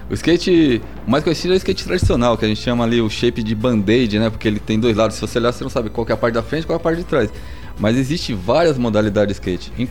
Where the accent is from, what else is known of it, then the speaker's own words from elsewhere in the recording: Guarulhos, São Paulo, Brazil; also born or lived in Tucuruvi, São Paulo; de Guarulhos, que eu morava, morava em Guarulhos, nasci em Tucuruvi.